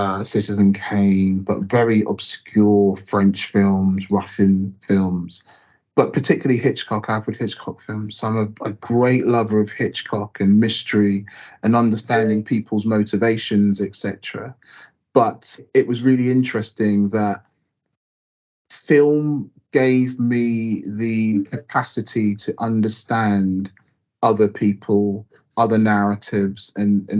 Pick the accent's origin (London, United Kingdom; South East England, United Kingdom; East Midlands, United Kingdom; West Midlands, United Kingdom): South East England, United Kingdom; North Baddesley, near Southampton; also born or lived in Southampton / Micheldever Station, near Winchester; I was born in Southampton and grew up in a very small village, North Battersley, like only black family that I knew there